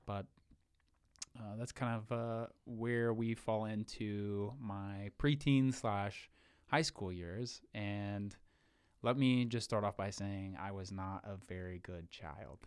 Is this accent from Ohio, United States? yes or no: yes; Wilson, Ohio, United States; born and raised in Wilson, Ohio, uh, so small town nobody's ever heard